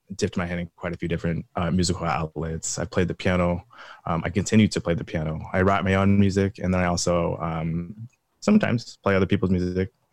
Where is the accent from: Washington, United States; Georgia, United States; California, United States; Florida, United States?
Washington, United States; Pullman; I grew up in Pullman, Washington, Eastern Washington